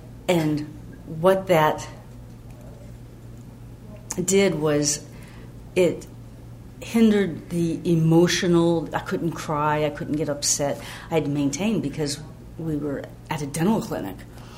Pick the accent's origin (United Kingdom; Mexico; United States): United States; Georgia; I grew up in OA in Georgia, and we'd go to retreats.